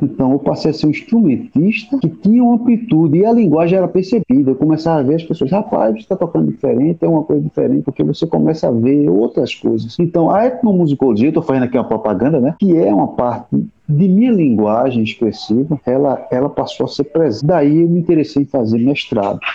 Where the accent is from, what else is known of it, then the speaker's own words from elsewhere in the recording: Recife, Pernambuco, Brazil; moved away as an adult; also born or lived in Portugal; now in Sobral, Brazil; sou natural de Recife, Pernambuco